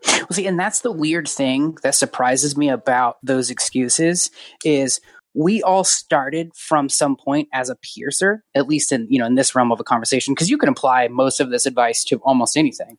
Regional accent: Yuba City, California, United States; moved away as an adult; also born or lived in Raleigh, North Carolina; my hometown of Yuba City, California

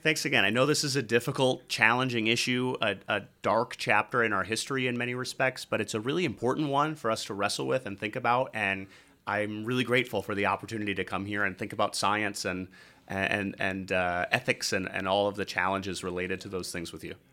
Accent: Red Wing, Minnesota, United States; my hometown in Minnesota, Red Wing, Minnesota

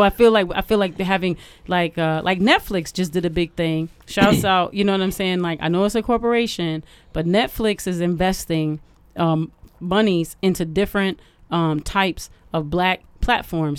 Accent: Detroit, Michigan, United States

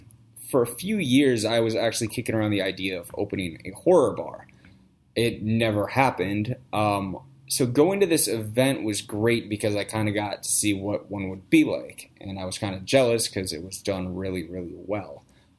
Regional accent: East Coast, United States; I've been to a couple of them, and you know, I'm from the East Coast, and so horror conventions there are cool.

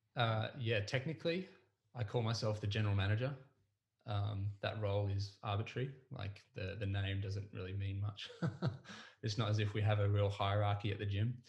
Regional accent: Mornington Peninsula, Victoria, Australia; I grew up on the Mornington Peninsula I went to school here. I was um, I was raised down this way

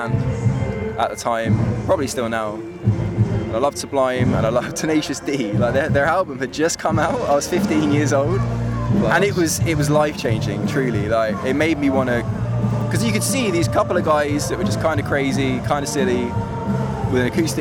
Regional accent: Aylesbury, South East England, United Kingdom; when I grew up in Aylesbury, it was early 2000s

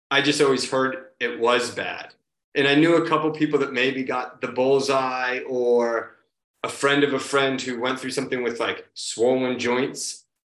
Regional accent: Marshfield, Massachusetts, United States; now in Quincy, United States; So uh, right now I live in Quincy, Massachusetts, which is just south of Boston. And I grew up a little further south from here in a town called Marshfield.

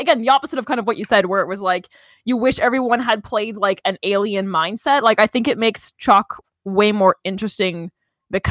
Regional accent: Canada; I'm also Canadian

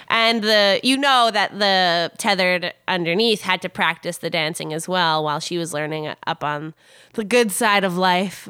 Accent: Canada

